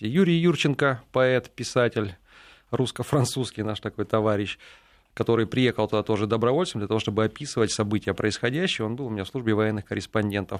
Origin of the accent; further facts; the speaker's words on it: Saint Petersburg, Russia; also born or lived in Ukraine; я из Санкт-Петербурга